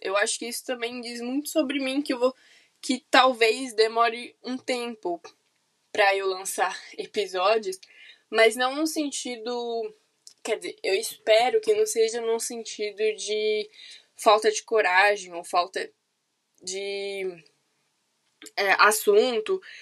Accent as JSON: {"language": "Portuguese", "region": "São Paulo", "country": "Brazil", "also_born_or_lived": "Campinas", "said": "Eu sou de São Paulo, capital"}